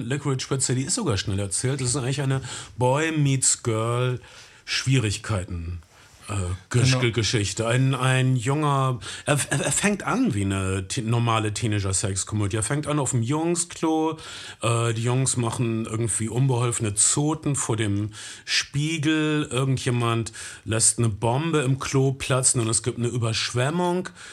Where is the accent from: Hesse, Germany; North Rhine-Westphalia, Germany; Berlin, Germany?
North Rhine-Westphalia, Germany; bei uns in Ostwestfalen